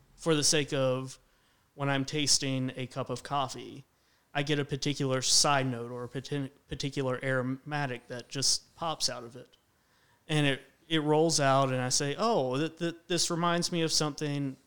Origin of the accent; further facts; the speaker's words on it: Roanoke, Virginia, United States; also born or lived in Radford, Virginia; I grew up in the Roanoke area